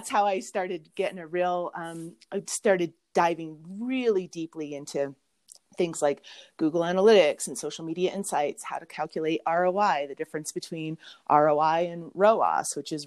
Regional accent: Mammoth Lakes, California, United States; in my hometown of Mammoth Lakes, California

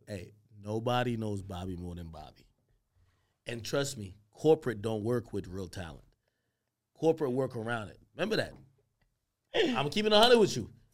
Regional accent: Grantham, Clarendon, Jamaica; moved away; also born or lived in Spanish Town, Jamaica; we grew up in Grantham, Grantham, Clarendon. Clarendon, Jamaican.

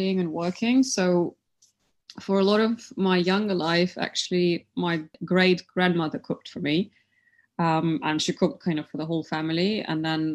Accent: Siberia, Russia; cold places in Russia, like Siberia, where I come from

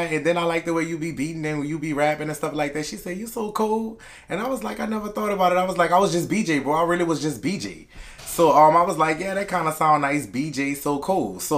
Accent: Kenner, Louisiana, United States; also born or lived in New Orleans, Louisiana; I'm from Kenner, Louisiana, Wildside 27th Street. That's where I grew up at. I've been in Kenner my whole life

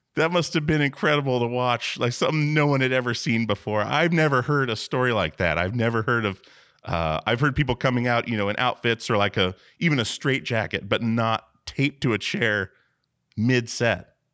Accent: Alaska, United States; now in Portland, United States; I'm from Alaska myself, and, uh, moved to Portland in two thousand, but we, we moved maybe three times as a, as a child

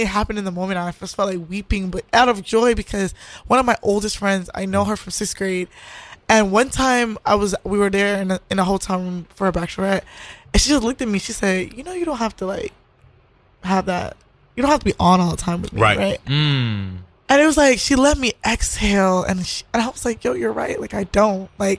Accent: New York City, New York, United States; born or raised there

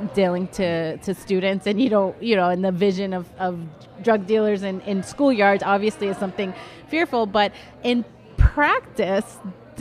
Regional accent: Boston, Massachusetts, United States; I'm someone who was born and raised in Mission Hill in the city of Boston

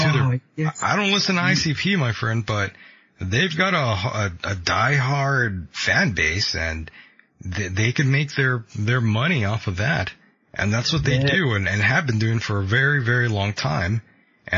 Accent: United States; being an American

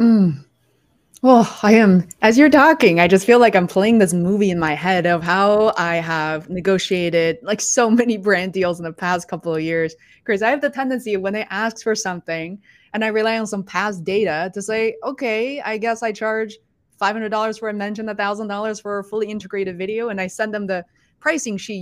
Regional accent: Beijing, China; moved away; I was born and raised in Beijing, China

